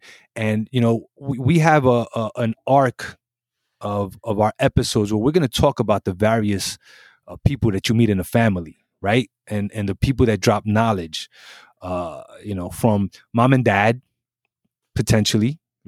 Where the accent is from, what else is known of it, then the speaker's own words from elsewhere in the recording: Brooklyn, New York, United States; So in Puerto Rico, I'm American, right? In America, I'm Puerto Rican. And both places got a problem with me.